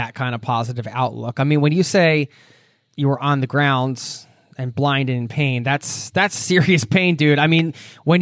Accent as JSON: {"language": "English", "town": "Philadelphia", "region": "Pennsylvania", "country": "United States", "said": "we're both from the Philly area"}